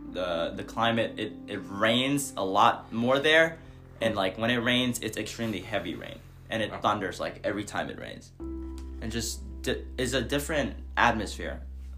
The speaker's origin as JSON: {"language": "English", "country": "Vietnam", "tie": "born or raised there", "moved": "yes", "lives_now": "Seattle area, United States", "said": "the U.S. is foreign to me, because I was born in Vietnam."}